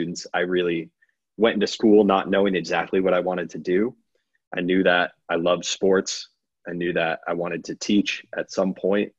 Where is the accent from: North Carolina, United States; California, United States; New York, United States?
New York, United States; Buffalo; I grew up in Buffalo, New York